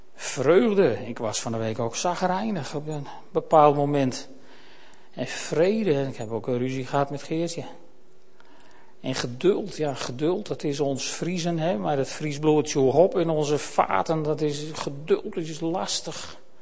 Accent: Netherlands; we Nederlanders

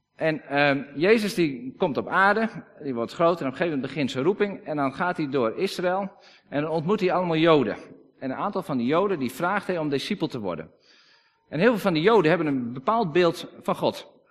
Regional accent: Friesland, Netherlands; Wij zijn Friesen, we praten Fries

